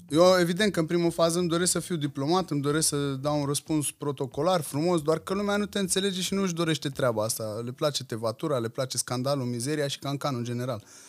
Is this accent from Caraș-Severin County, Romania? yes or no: no; Craiova, Dolj, Romania; îmi iubesc orașul natal, iubesc Craiova, uh, sunt îndrăgostit de cartierul în care am crescut